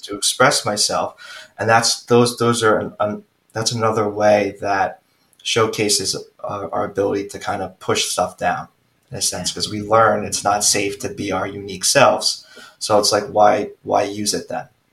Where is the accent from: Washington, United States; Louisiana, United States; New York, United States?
New York, United States; Long Island; also born or lived in Queens, New York; So my wife and I actually moved back to Long Island. So we, we grew up in Long Island.